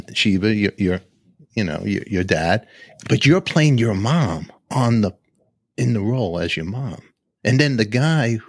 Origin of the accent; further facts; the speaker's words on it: New York City, New York, United States; I grew up in Canarsie, Brooklyn